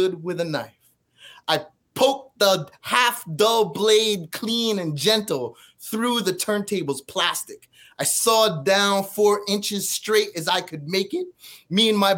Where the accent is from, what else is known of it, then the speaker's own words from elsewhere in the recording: Edison, New Jersey, United States; I grew up in Edison, New Jersey